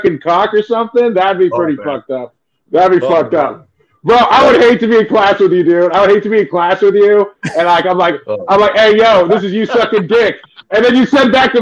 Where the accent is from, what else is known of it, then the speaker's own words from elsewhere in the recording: San Carlos, California, United States; I grew up in San Carlos.